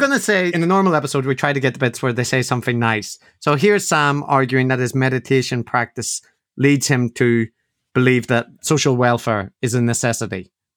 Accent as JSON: {"language": "English", "country": "Ireland", "said": "being Irish is a part of how I see myself"}